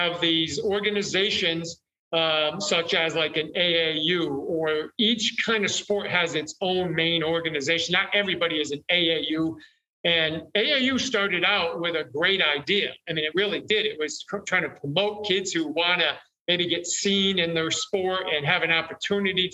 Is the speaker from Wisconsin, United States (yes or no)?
no; New York, United States; I'm from New York